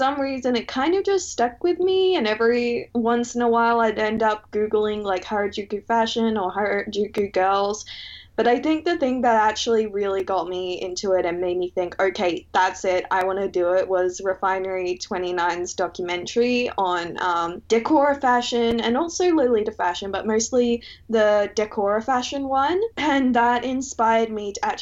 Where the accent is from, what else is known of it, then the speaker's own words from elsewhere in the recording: Brisbane, Queensland, Australia; I'm from Brisbane, and I went to school, the latter half of primary school and all of high school, in an area